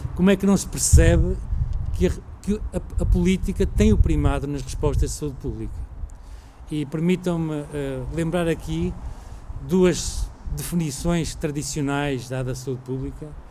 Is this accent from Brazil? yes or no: no; Portugal; nós enquanto portugueses